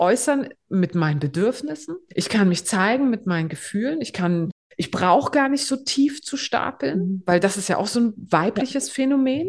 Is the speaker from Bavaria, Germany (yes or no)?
no; Greifswald, Mecklenburg-Vorpommern, Germany; ich komme aus Greifswald.